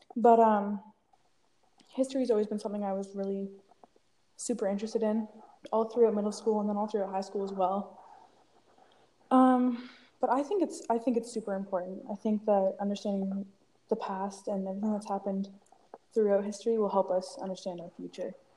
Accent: Peterborough, Ontario, Canada; also born or lived in Toronto, Ontario; I'm from Peterborough, Ontario, uh, born in Toronto

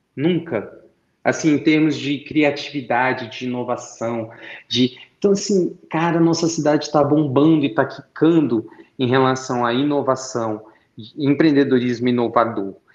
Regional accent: Brasília, Federal District, Brazil; eu sou de Brasília

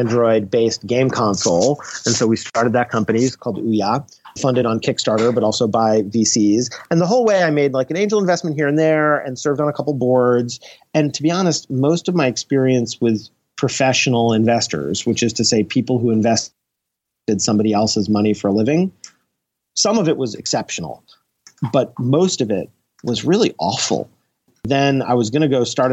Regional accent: New York, United States; I'm from New York.

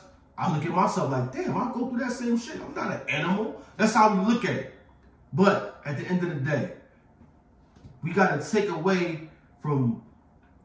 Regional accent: Philadelphia, Pennsylvania, United States; Growing up in Philadelphia

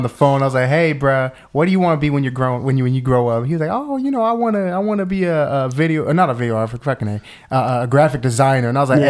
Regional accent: Tacoma, Washington, United States; You know, I'm from Tacoma, Washington.

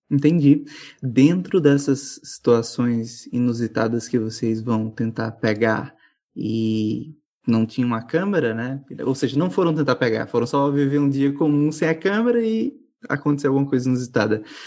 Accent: Caruaru, Pernambuco, Brazil; Sou de Caruaru

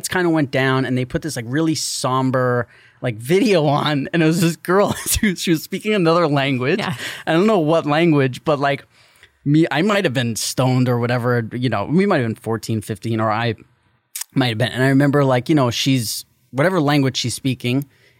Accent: New York, United States; We're from New York.

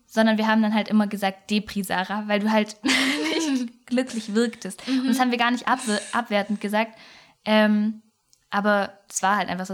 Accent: Swabia, Baden-Württemberg, Germany; accent: Swabian; an unserem Dialekt, den wir gerade so gut eingebaut haben, merkt man ja schon mal, dass wir ähm, aus dem Süden des Ländles kommen

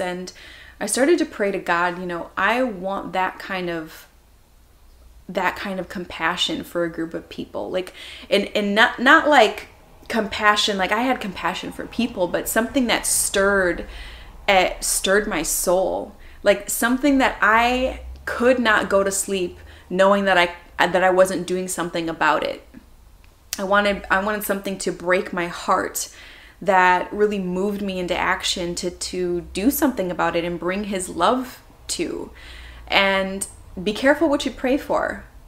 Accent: Minnesota, United States; moved away as an adult; now in Los Angeles, United States; I am born and raised in Minnesota.

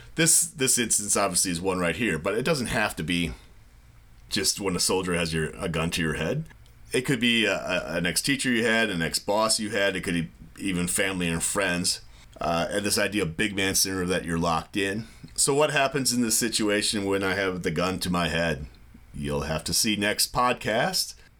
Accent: United States; I'm from the U S. I'm a teacher, but not with an organization

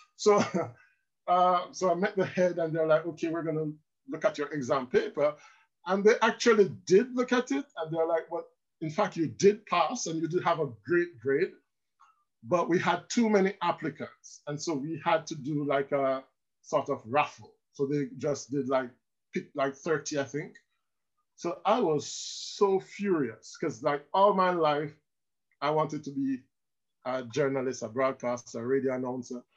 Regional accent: Land Settlement, Manchester, Jamaica; moved away as an adult; now in France; I'm from land settlement in Manchester. It's a small district just outside uh, Williamsfield.

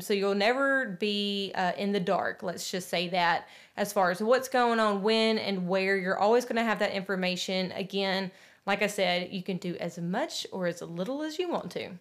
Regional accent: Nashville, Tennessee, United States; we are from Music City

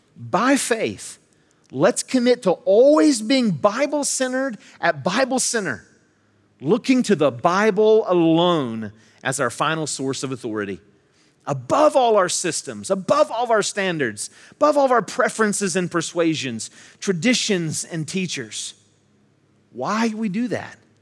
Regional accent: Charleston, West Virginia, United States; I'm from West Virginia, I'm from this, I was born in Charleston, raised here in the Kanawha Valley

